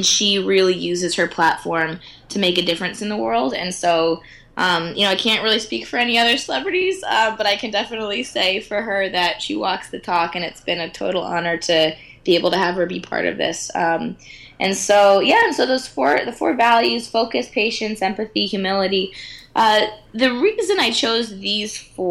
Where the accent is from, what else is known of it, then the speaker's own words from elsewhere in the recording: United States; I'm American